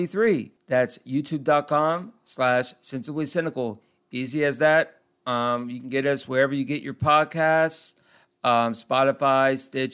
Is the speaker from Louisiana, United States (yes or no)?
no; Orlando, Florida, United States; also born or lived in Pensacola, Florida; I'm from the, well, I grew up in Orlando, but right now I'm in the Panhandle right by Pensacola.